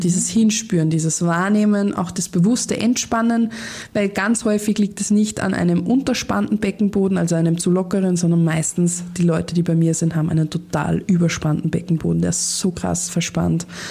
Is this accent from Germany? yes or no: no; Austria; bei uns in Österreich